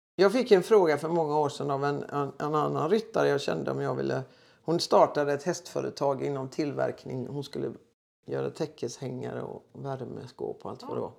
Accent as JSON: {"language": "Swedish", "town": "Gothenburg", "region": "Västra Götaland", "country": "Sweden", "tie": "born or raised there", "also_born_or_lived": "Floda, Västergötland", "said": "född och uppväxt i Göteborg"}